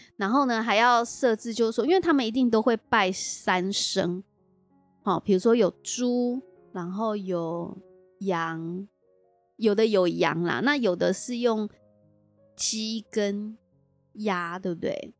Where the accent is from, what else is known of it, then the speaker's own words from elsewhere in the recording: Taichung, Taiwan; 我们台中人